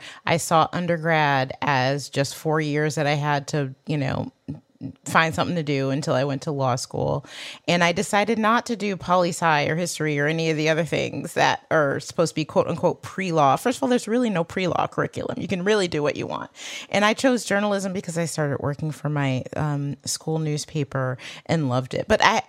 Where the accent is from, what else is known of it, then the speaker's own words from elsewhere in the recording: Michigan, United States; accent: Michigan; I also got rid of my Michigan accent.